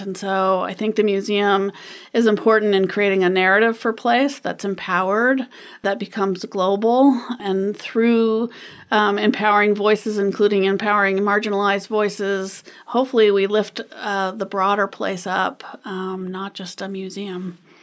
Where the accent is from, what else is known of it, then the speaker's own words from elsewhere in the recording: Anchorage, Alaska, United States; I grew up in Anchorage